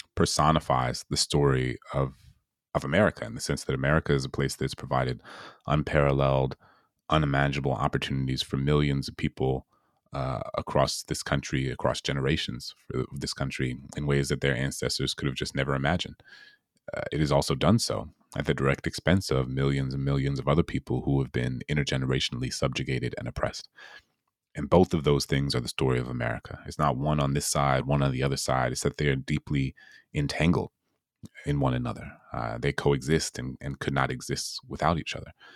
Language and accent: English; New Orleans, Louisiana, United States; my hometown in New Orleans